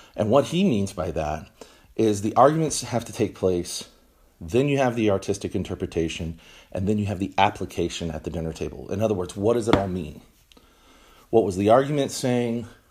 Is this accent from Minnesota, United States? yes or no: no; Texas, United States; also born or lived in Washington, D.C.; we moved back to Texas, um, which is my home. This is where I'm from.